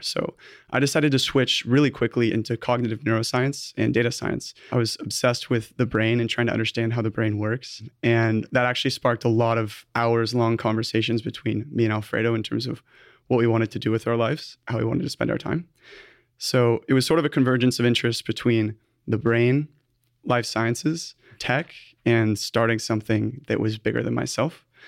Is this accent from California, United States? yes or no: yes; Newport Beach, California, United States; also born or lived in Berkeley; I was born and raised in Newport Beach